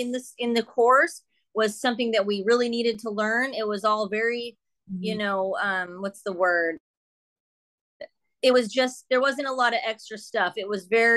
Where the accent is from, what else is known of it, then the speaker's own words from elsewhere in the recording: San Diego, California, United States; I'm from San Diego, California, born and raised